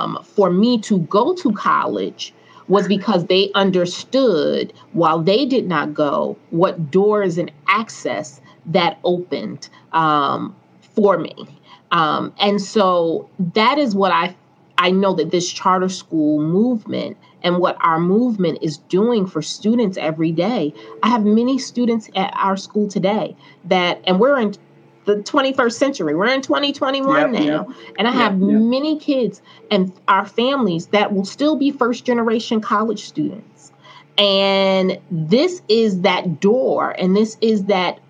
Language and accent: English; Newark, New Jersey, United States; I was fortunate and blessed enough that I grew up in Newark in the 80s